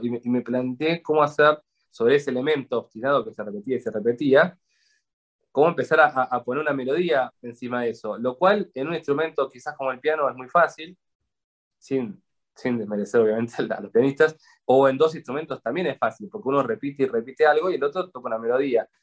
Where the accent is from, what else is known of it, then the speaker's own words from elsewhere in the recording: Buenos Aires, Argentina; como buen porteño